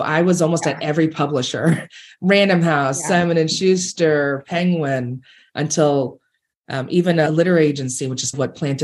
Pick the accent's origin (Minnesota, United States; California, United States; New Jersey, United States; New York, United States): New York, United States; I grew up in New York